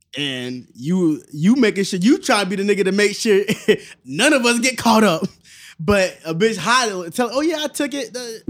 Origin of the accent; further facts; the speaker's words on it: Naples, Florida, United States; because I'm from Naples.